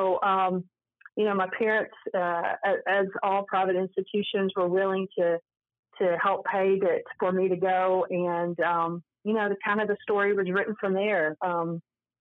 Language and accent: English; Louisville, Kentucky, United States; I grew up in Louisville, was very blessed in that my parents, there's 4 of us